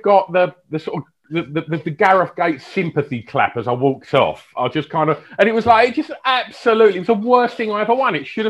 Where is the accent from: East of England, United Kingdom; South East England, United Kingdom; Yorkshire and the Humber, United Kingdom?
East of England, United Kingdom; Essex; where I grew up in Essex is pretty rough.